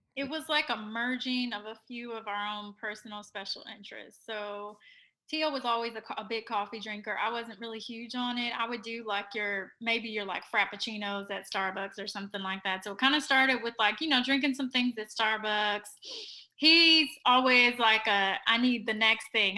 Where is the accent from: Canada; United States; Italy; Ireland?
United States; Cincinnati, Ohio; moved away as an adult; also born or lived in North Carolina / Philadelphia; now in Houston, United States; I am originally from Cincinnati, Ohio